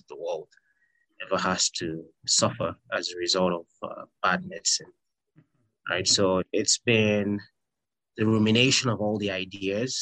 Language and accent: English; Nigeria; moved away; I'm Nigerian by nationality